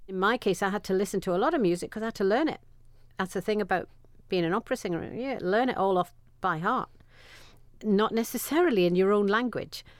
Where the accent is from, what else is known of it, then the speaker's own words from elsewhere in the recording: Sunderland, North East England, United Kingdom; I was born and bred in Sunderland